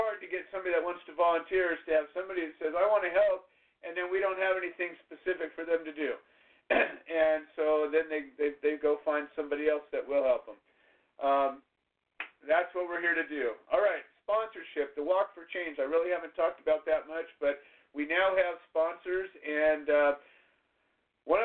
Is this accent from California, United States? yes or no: yes; Orange County, California, United States; I grew up in Orange County. I know Orange County well